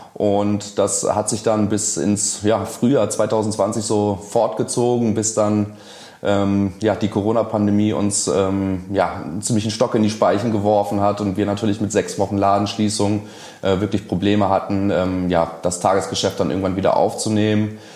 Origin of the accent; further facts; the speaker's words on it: Königswinter, North Rhine-Westphalia, Germany; Also persönlich komme ich aus, äh, aus Königswinter, ähm, aus dem äh, Ortsteil Oberpleis